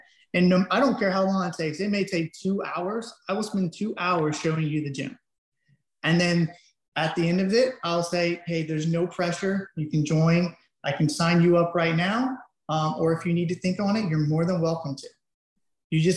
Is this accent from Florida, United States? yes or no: yes; Avon Park, Florida, United States; I'm from Avon Park